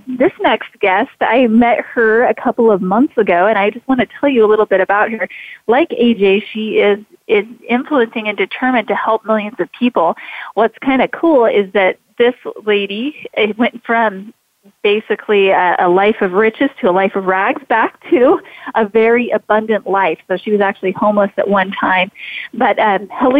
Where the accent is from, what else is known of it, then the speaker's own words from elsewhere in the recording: Idaho, United States; I've pretty much been born and raised in Idaho